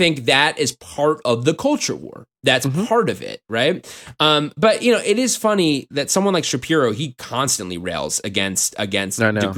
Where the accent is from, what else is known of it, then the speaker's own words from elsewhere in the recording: New York, United States; And I'm from New York, and I know New Yorkers.